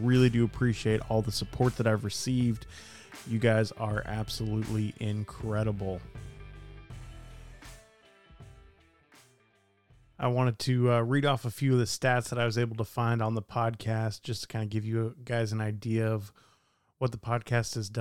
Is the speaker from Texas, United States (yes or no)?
yes; Dallas, Texas, United States; Dallas, Texas, which kind of makes sense because that's my hometown